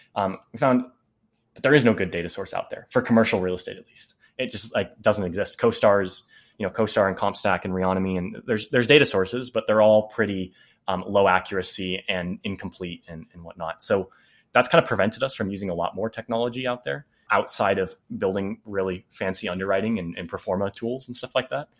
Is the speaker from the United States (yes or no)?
yes; Bay Area, California, United States; we're from the Bay Area